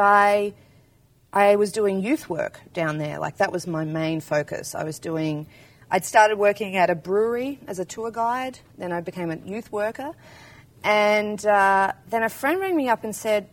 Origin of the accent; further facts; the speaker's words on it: Maldon, Victoria, Australia; moved away as an adult; also born or lived in Melbourne, Australia / Hobart, Tasmania, Australia; now in Portland, United States; I grew up about 2 hours north of Melbourne in central Victoria in a tiny town called Malden, like 2,500 people